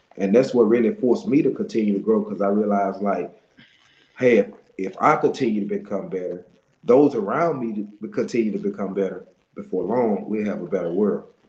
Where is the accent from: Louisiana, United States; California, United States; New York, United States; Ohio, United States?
Louisiana, United States; Monroe; I'm from Monroe, Louisiana.